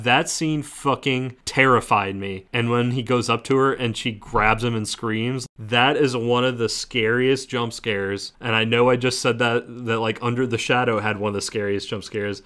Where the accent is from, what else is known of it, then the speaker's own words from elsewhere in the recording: New Orleans, Louisiana, United States; I grew up in New Orleans